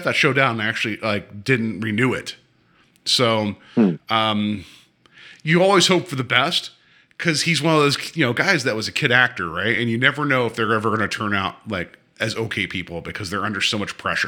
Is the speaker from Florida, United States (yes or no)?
no; West Virginia, United States; moved away; also born or lived in Pennsylvania; I'm from West Virginia